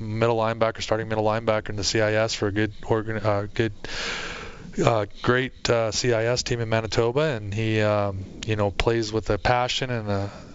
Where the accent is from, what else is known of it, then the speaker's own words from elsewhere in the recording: Arizona, United States; now in Edmonton, Canada; growing up in Arizona